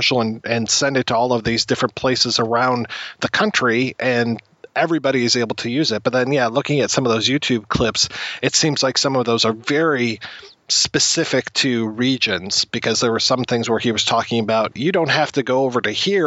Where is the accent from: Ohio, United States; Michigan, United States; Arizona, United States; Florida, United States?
Michigan, United States; I actually used to look forward to seeing those Ernest commercials play up here in Michigan when I was a kid.